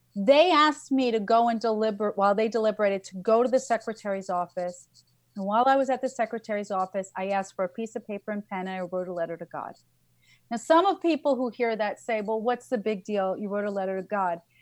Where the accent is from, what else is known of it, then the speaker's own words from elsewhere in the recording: New York, United States; I'm a New Yorker.